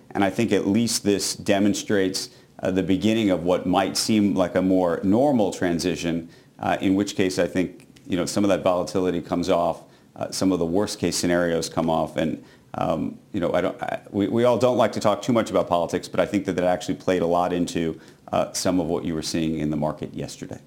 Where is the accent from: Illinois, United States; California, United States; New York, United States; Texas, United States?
New York, United States; New York City; as a New Yorker